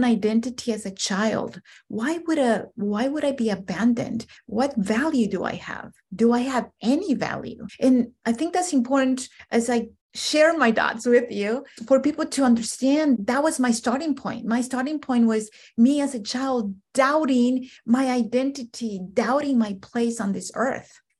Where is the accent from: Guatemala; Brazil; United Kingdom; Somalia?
Guatemala; now in United States; I'm an immigrant from Central America, more specifically Guatemala. Grew up in extreme poverty